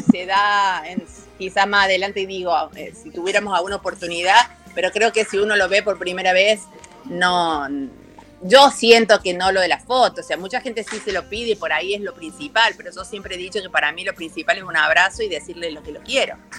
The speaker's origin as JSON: {"language": "Spanish", "region": "Córdoba", "country": "Argentina", "said": "soy cordobesa."}